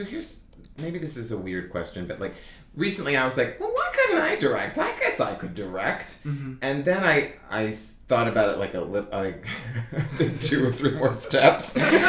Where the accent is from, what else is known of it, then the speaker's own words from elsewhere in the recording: Texas, United States; moved away; also born or lived in New York / Los Angeles; whenever I say I'm from the South, people are like, Texas isn't the South.